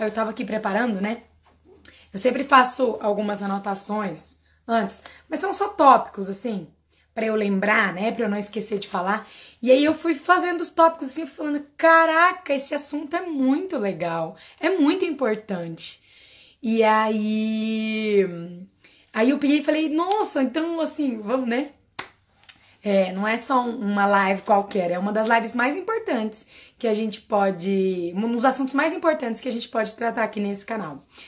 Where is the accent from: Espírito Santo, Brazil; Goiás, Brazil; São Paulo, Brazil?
Goiás, Brazil; Quirinópolis; a primeira cidade era Quirinópolis, que era onde eu nasci